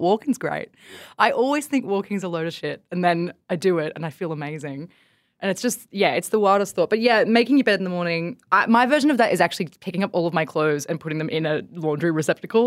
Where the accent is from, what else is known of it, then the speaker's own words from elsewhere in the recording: Bathurst, New South Wales, Australia; moved away as an adult; I grew up in Bathurst